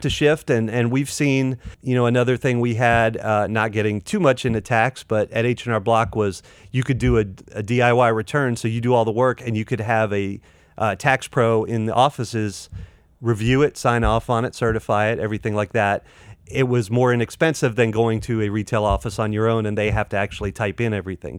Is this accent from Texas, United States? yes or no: no; Clayton, North Carolina, United States; I grew up in Clayton, North Carolina.